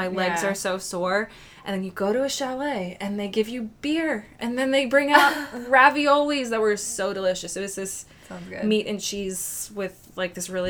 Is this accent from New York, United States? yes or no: no; Lancaster, Pennsylvania, United States; we were from Lancaster, Pennsylvania.